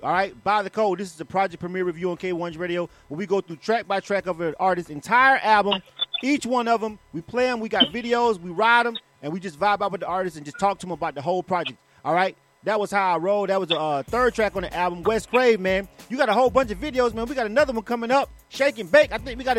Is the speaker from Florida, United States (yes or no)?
yes; Panama City, Florida, United States; I rep the 850. I was born and raised in Panama City, Florida myself.